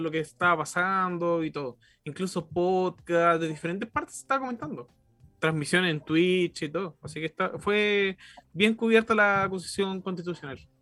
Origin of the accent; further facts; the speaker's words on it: Chile; como chileno